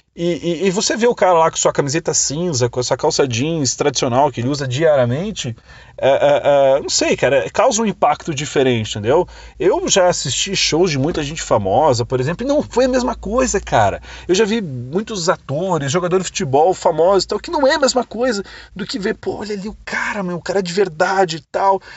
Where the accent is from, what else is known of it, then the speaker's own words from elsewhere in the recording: Brazil; sou do Brasil, eu tenho uma empresa chamada Escola do Marketing Digital no Brasil